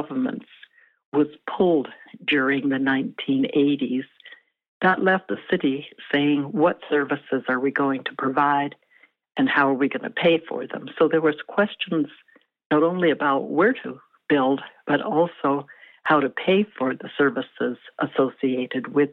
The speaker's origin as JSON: {"language": "English", "town": "Vancouver", "region": "British Columbia", "country": "Canada", "tie": "born or raised there", "said": "the city that I grew up"}